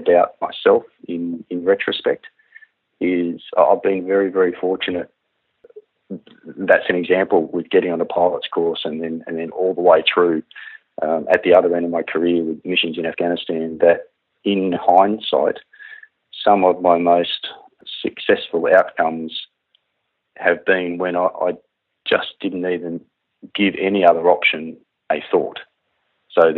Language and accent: English; Katoomba, New South Wales, Australia; now in Brisbane, Australia; I grew up in Katoomba in the Blue Mountains